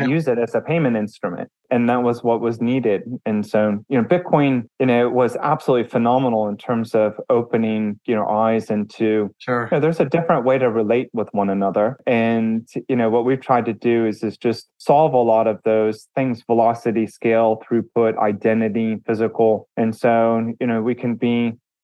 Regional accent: United States; I'm an American. I grew up in the US. I live in Texas

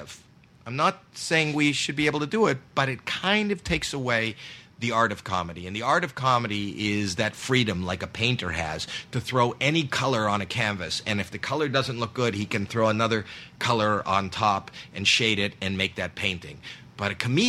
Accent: Canada; I'm from Canada

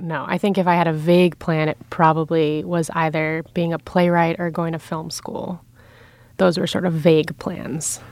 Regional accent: New York City, New York, United States; I grew up in Lower Manhattan

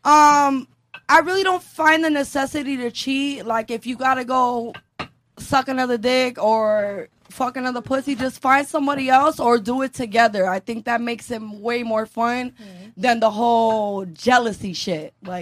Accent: Miami, Florida, United States

